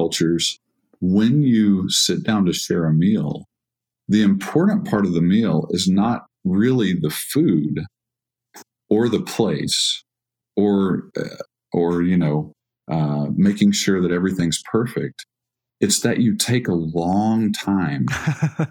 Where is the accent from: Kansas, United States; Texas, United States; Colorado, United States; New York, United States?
Texas, United States; I'm from Texas